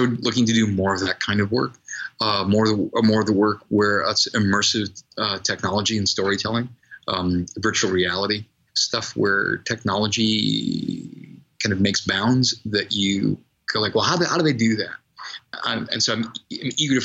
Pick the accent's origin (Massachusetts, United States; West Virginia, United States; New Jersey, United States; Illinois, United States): Massachusetts, United States; Boston; I grew up in Boston